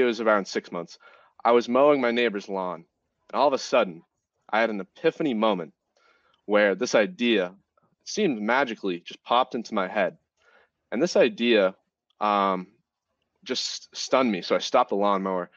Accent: Massachusetts, United States; moved away as an adult; now in North Carolina, United States; I'm from Massachusetts

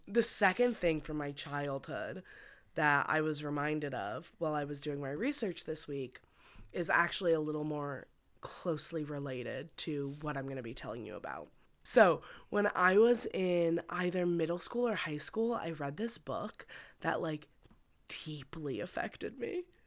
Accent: Westchester, New York, United States; Whenever there were hurricanes in my hometown

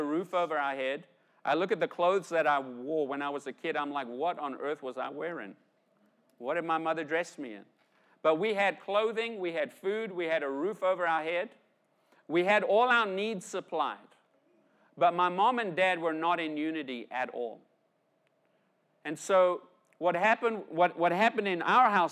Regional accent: South Africa; Growing up, I grew up in South Africa, right? And I grew up in South Africa in the 70s, 80s, 90s

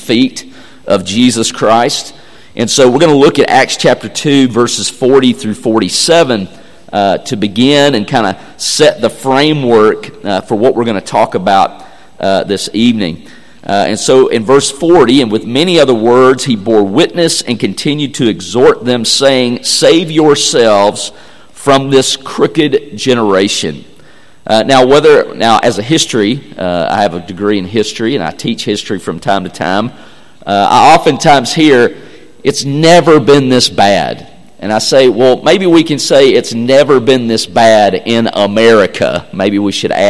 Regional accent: Tennessee, United States; I'm from Tennessee.

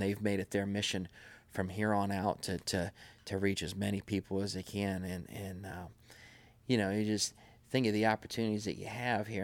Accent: Madison, United States; we grew up over in Madison

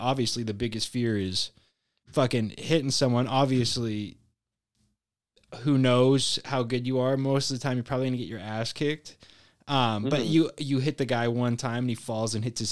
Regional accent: West Coast, United States; I grew up on the West Coast in the thousands

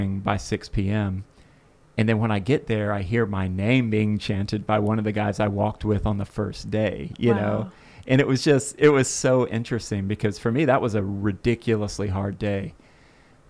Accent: Florida, United States; I'm from Florida

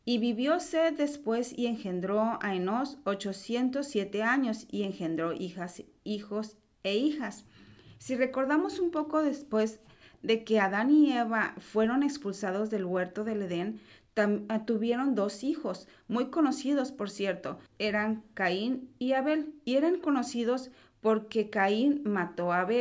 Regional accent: Mexico; nosotros lo vemos porque, bueno, nosotros somos de México

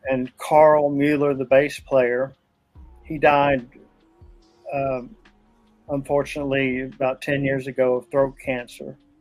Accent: Pikeville, Kentucky, United States; my hometown of Pikeville, Kentucky

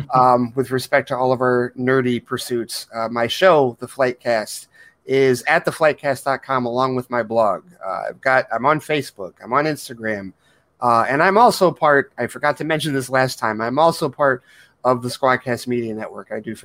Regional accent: Detroit, Michigan, United States; my hometown, Detroit.

